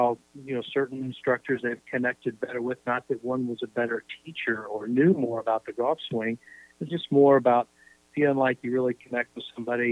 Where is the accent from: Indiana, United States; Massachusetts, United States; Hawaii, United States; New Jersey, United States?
Indiana, United States; I grew up in Indiana, as you know, it's a basketball crazy state